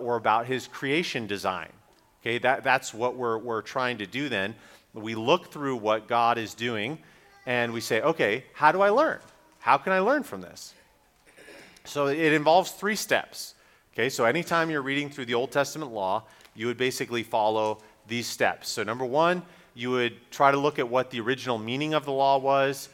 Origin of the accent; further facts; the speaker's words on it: Raleigh, North Carolina, United States; my hometown of Raleigh